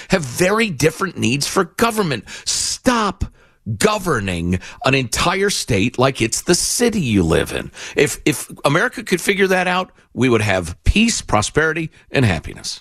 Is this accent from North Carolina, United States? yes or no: no; Illinois, United States; my home state, Illinois